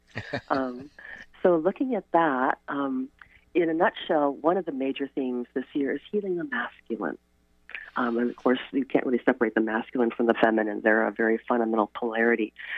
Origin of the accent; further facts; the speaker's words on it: Chicago, Illinois, United States; now in Port Townsend, United States; I grew up in Chicago where I could not see the stars because of a light pollution.